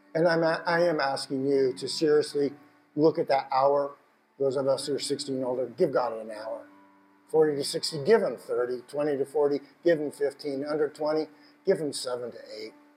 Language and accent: English; United States; I told him Washington